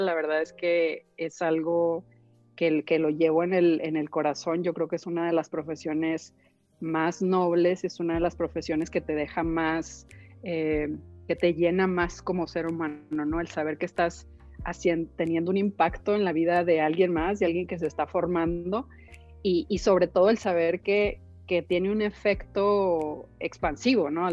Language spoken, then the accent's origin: Spanish; northern Mexico, Mexico; also born or lived in Chicago / Monterrey; soy una mujer norteña, muy norteña, con todo lo bueno y lo malo que eso implica